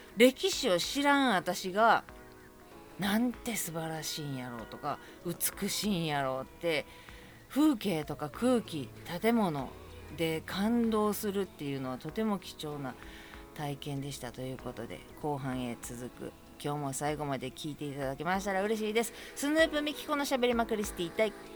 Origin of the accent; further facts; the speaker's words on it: Kobe, Hyogo, Japan; moved away as an adult; now in Tokyo, Japan; 関西に住んでて私は神戸人なんですけど